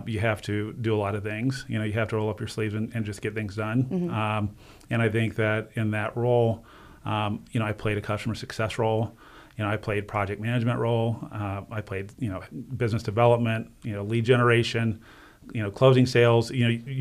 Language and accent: English; Northeast Ohio, United States; also born or lived in Cleveland, Ohio; I'm born and bred in Ohio, Northeast Ohio.